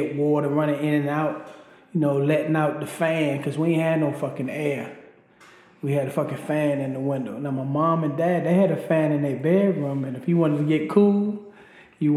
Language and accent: English; Baltimore, Maryland, United States; also born or lived in Rappahannock County, Virginia; I was raised in Baltimore, Maryland.